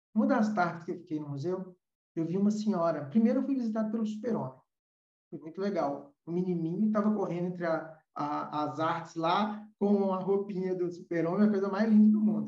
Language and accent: Portuguese; Brazil; hoje nós temos no Brasil, vou falar da, da nossa terrinha